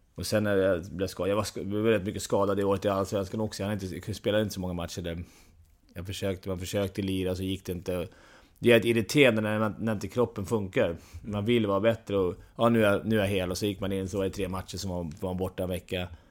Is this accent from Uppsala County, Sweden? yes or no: no; Stockholm, Stockholm County, Sweden; jag var från Stockholm, var djurgårdare och kunde bo och allting här